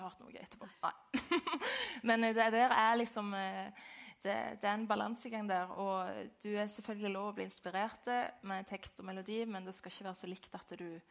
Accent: Lye, Rogaland, Norway; jeg er fra Lye.

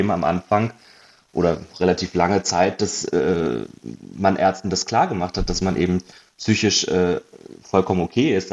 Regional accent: Hanover, Lower Saxony, Germany; also born or lived in Munich; now in Berlin, Germany; zweieinhalb Jahren nach Berlin gezogen, habe äh, sieben Jahre in München gewohnt vorher und ursprünglich äh, komme ich aus Hannover

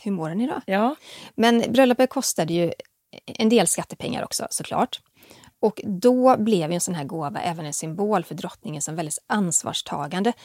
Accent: Västergötland, Västra Götaland, Sweden; Jag är från Västergötland

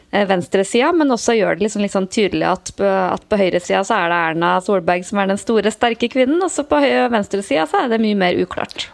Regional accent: Trøndelag, Norway; moved away; hjemme i Trøndelag

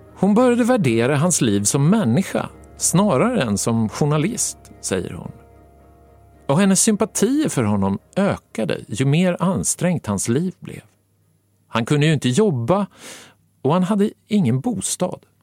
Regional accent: Gävle, Gävleborg County, Sweden; Har jag sagt att jag är från Gävle?

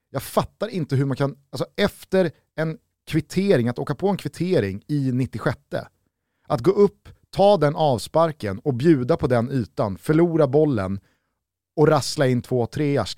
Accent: Sweden; Som svensk

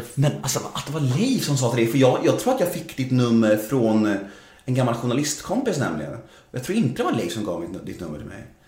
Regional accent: Gustavsberg, Stockholm County, Sweden; moved away as an adult; also born or lived in Södermalm, Stockholm; jag är född på Södermalm första sju åren. Ja. När jag var sju år flyttade jag till Värmdö. Ja. Bodde där tills jag var 20.

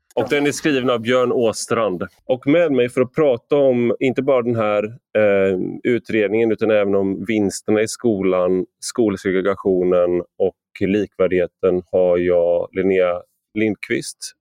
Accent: Gothenburg, Västra Götaland, Sweden; jag är uppvuxen i Göteborg

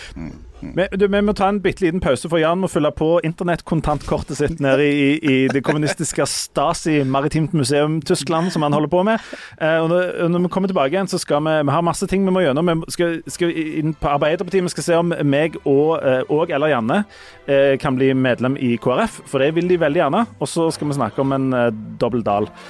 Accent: Hommersåk, Rogaland, Norway; jeg er jo fra Hommersorg

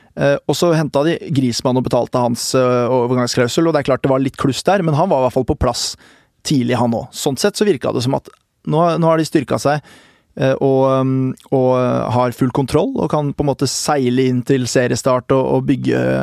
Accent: Norway

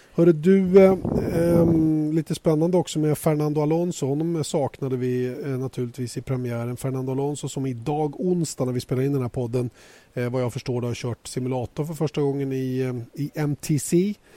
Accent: Sweden; här hemma i Sverige

